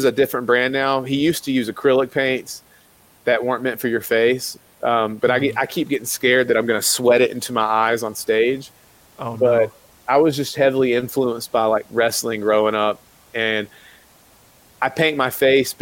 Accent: South Carolina, United States; I grew up in South Carolina. So I grew up around the Bible Belt

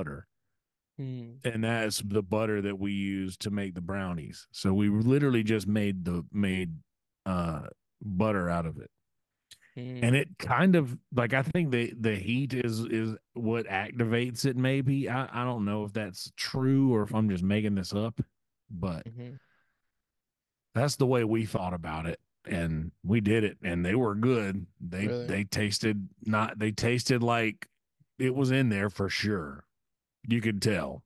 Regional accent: South Carolina, United States; I'm from South Carolina

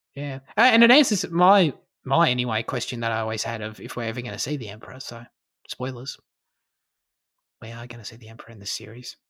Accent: Australia; as an Australian

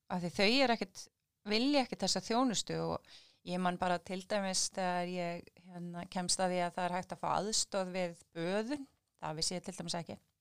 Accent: Keflavík, Southern Peninsula, Iceland; við erum nú ættar úr Keflavíkinni

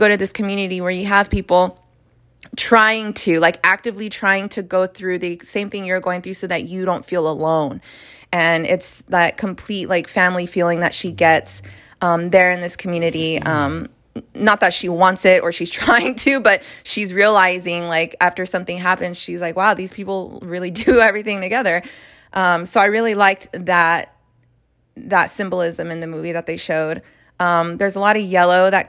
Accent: United States; as an American

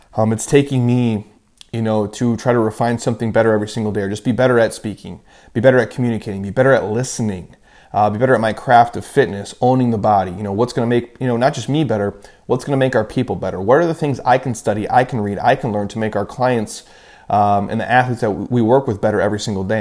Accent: Midwest, United States; I grew up in the Midwest

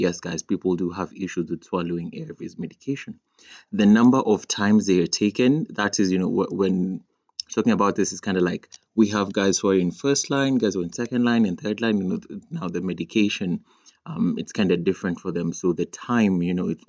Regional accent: Kenya; in my country, Kenya, we just have a problem with like R and L. We end up saying L in place of R and R in place of L.

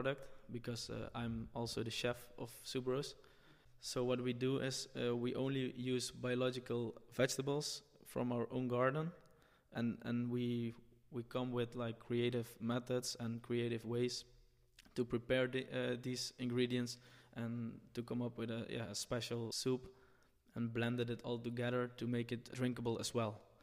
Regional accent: Nederweert, Limburg, Netherlands; I'm from Limburg, the south of the Netherlands, a small village called Nederweert.

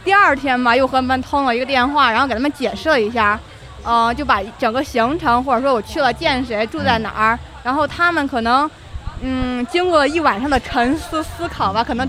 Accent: Shandong, China; now in Beijing, China; 不是不是不是，我是山东人，我老家山东，

